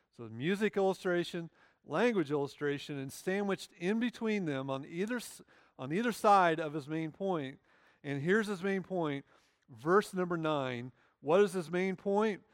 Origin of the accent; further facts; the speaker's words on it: Illinois, United States; moved away; I grew up in Illinois